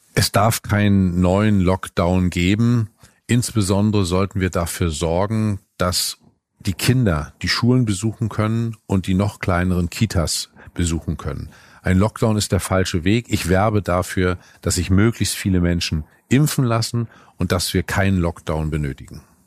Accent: Northern Germany, Germany; als Norddeutscher weiß ich

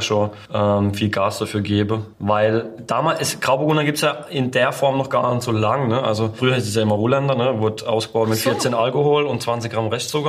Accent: Baden-Württemberg, Germany; Winzergemeinschaft war bei uns in Baden ganz, ganz wichtig

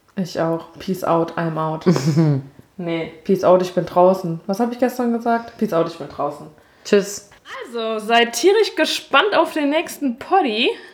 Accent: Germany; moved away; da, wo ich herkomme, aus dem Berzenwald

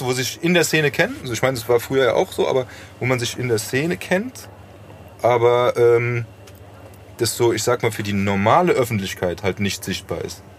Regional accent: Frankfurt, Hesse, Germany; ich bin in Braunheim aufgewachsen

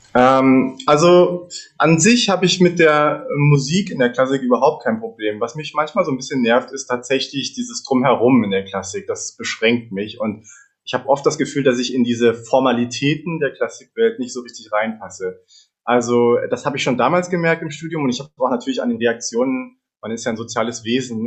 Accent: Berlin, Germany; ich bin in Berlin geboren und habe mit vier Jahren begonnen, Geige zu lernen. Erstmal nach der Suzuki-Methode, später dann mit elf als Jungstudent an der Hans-Eisler-Hochschule in Berlin

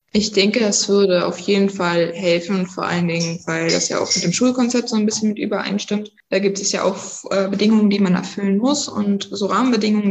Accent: Pasewalk, Mecklenburg-Vorpommern, Germany; ich komme aus Pasberg, bin 16 Jahre alt und ich gehe auf das Oskar-Picht-Gymnasium in die 10. Klasse

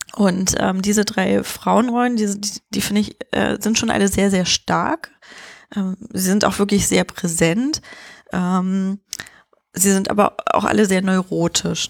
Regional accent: Germany; bei uns in Deutschland

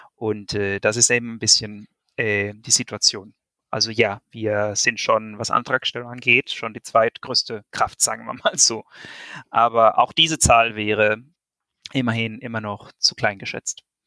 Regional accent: Venezuela; now in Germany; wir Venezolaner

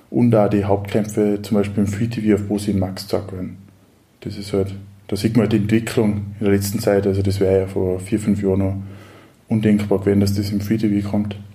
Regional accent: Kitzbühel, Tyrol, Austria; also ich komme selber aus dem Raum Kitzbühel

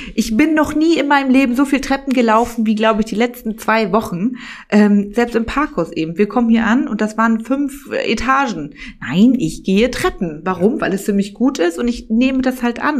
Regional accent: Rostock, Mecklenburg-Vorpommern, Germany; first language German; moved away as an adult; also born or lived in Mallorca, Spain; now in Berlin, Germany; Rostock ist dann mehr so, so eine Kleinstadt und ich komme auch direkt ähm, aus Dietrichshagen-Warnemünde

